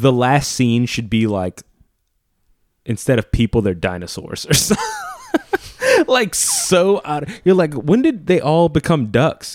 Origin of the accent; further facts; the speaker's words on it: New Orleans, Louisiana, United States; I grew up in Louisiana